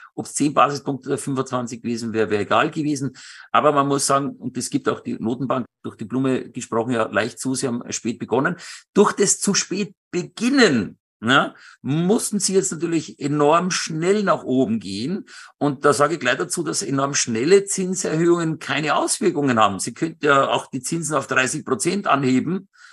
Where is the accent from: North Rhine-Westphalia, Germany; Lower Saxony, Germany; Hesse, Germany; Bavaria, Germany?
Bavaria, Germany; Benediktbeuern; moved away; also born or lived in Starnberg / Munich area; meine zweite Heimat und ich bin da aufgewachsen und ich liebe Benedikt Beuern